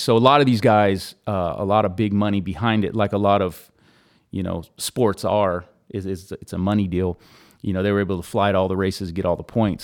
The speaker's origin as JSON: {"language": "English", "town": "Easton", "region": "California", "country": "United States", "tie": "born or raised there", "also_born_or_lived": "Clovis", "said": "I'm a E-Town, uh, uh, born and, born and raised out there."}